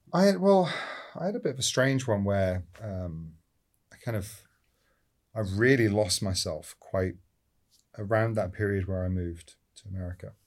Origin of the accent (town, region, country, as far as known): Scotland, United Kingdom; born or raised there; also born or lived in London; now in Los Angeles, United States